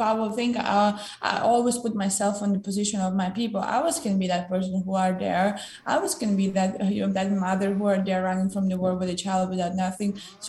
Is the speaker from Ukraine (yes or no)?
yes; Ukraine; English is a second language; now in United States